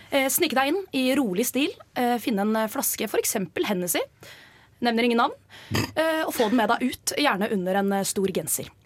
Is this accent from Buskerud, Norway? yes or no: no; Oslo, Norway; er også fra Oslo og studerer industriell design